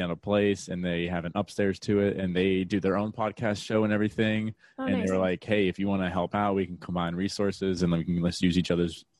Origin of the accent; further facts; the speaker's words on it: Tampa Bay area, Florida, United States; I am from the Tampa Bay area in Florida, good old Florida